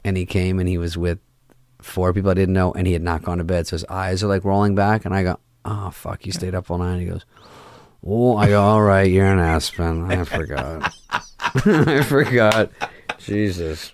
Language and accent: English; Arizona, United States; moved away; I'm from Arizona